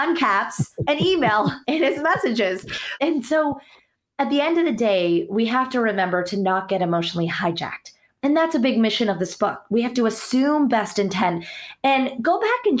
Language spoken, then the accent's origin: English; United States; born or raised there; also born or lived in India